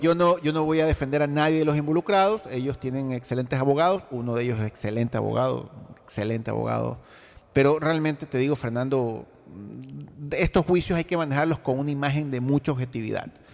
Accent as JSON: {"language": "Spanish", "town": "Guayaquil", "region": "Guayas", "country": "Ecuador", "said": "Yo, como ecuatoriano, como guayaquileño"}